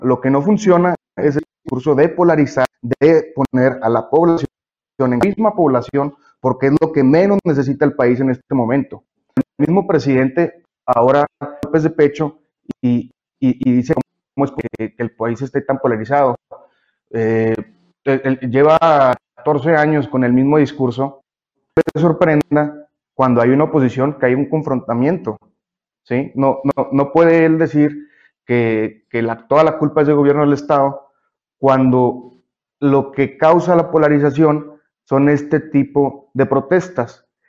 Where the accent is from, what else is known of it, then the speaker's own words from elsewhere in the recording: Mexico; como mexicanos